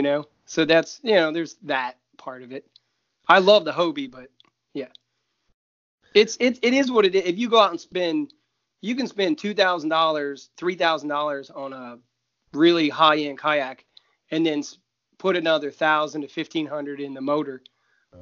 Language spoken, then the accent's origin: English; Ohio, United States; I'm from Ohio